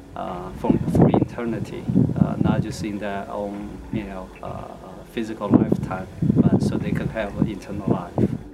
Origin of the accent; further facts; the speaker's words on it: China; moved away; I was born in China in nineteen seventy-four